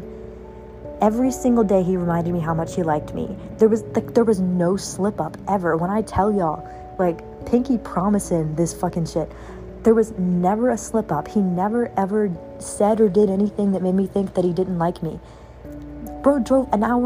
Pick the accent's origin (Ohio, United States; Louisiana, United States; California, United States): Louisiana, United States; I'm from Louisiana